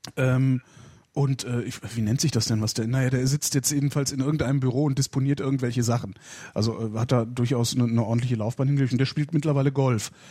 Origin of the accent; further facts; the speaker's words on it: North Rhine-Westphalia, Germany; aus Nordrhein-Westfalen, wo ich herkomme